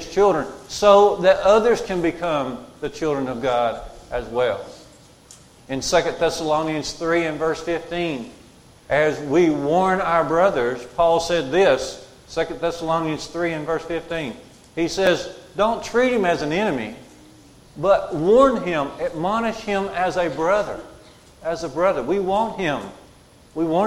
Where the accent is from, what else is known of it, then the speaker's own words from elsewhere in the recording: Curry, Alabama, United States; I grew up at Curry near Smith Lake